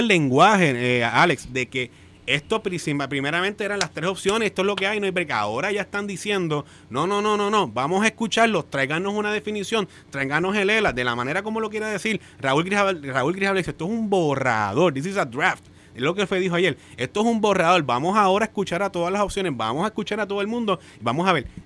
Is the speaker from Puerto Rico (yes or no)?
yes; Puerto Rico; los puertorriqueños tenemos que votar en una papeleta